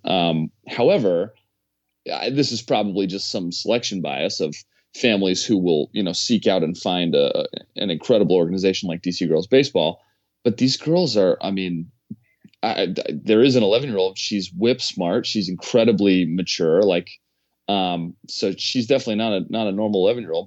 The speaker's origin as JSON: {"language": "English", "town": "Washington", "region": "District of Columbia", "country": "United States", "tie": "born or raised there", "said": "I'm from Washington, D C, so I played baseball at, uh, Wilson High School."}